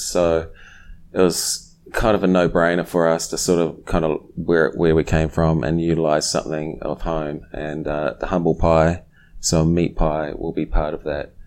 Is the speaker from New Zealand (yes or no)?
yes; New Zealand; now in Silver Spring, United States; growing up in New Zealand, I started brewing at a young age